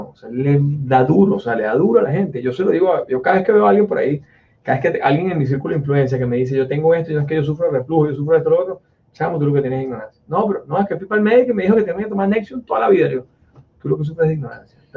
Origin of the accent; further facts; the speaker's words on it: Italy; Spanish is a second language; No, es que yo soy italiano y no puedo.